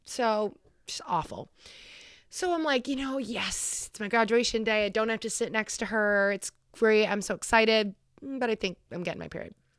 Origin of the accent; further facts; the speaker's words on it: Concord, New Hampshire, United States; I'm graduating from Concord High, also known as the Crimson Tide